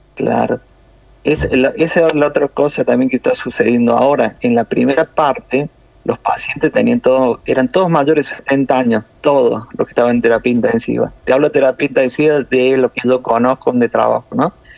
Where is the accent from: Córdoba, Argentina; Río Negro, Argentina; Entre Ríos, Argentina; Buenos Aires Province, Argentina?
Córdoba, Argentina; accent: cordobés; now in Italy; Yo soy de Córdoba Capital